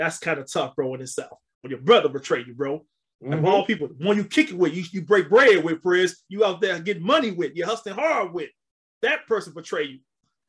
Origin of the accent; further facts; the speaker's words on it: Chicago, Illinois, United States; in the South Side we grew up